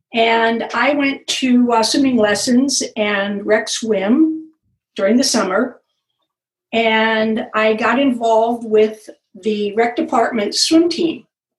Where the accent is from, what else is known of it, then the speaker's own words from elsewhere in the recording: Los Gatos, California, United States; Well, I grew up in Los Gatos.